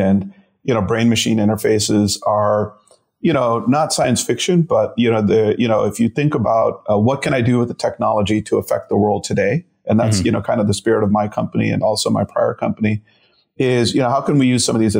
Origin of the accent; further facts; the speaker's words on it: Chicago, Illinois, United States; also born or lived in India; my mom, my brother and I settled just a few years later in Chicago. And so I'm a Midwesterner. You know, I was two when I came